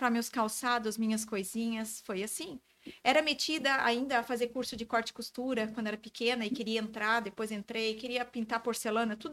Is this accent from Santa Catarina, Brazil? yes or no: yes; Florianópolis, Santa Catarina, Brazil; Eu sou de Floripa.